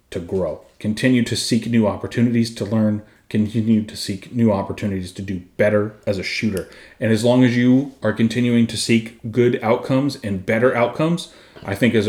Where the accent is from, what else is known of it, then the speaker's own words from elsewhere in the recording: Arizona, United States; I grew up in Arizona